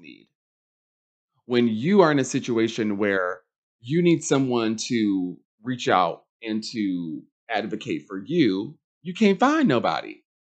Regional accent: Charlotte, North Carolina, United States; I grew up in Charlotte, Mecklenburg County

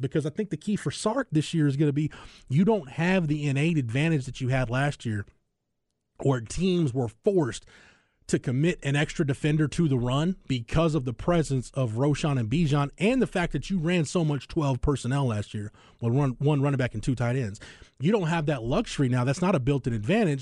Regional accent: Florence, Texas, United States; where I grew up in Florence, America

